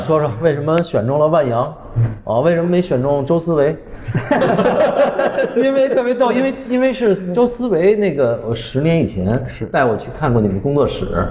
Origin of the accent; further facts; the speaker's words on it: Beijing, China; 一般我们北京人都说陈丽珠